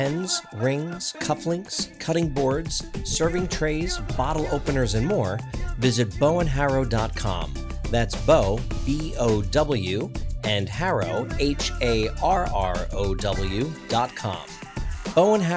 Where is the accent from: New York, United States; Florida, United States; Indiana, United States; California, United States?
Florida, United States; South; So you and I were both born and raised in South Florida